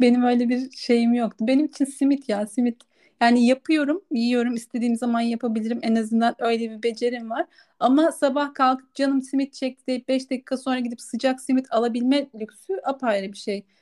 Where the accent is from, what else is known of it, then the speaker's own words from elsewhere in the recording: Kırklareli, Turkey; moved away as an adult; also born or lived in Ankara; Kırklareli'den Ankara'ya göç ettiğimde yaşadığım için burada çok fazla yaşamadım diye düşünüyorum. Çünkü ben 18 yaşında üniversiteye gitmek için Ankara'ya taşındım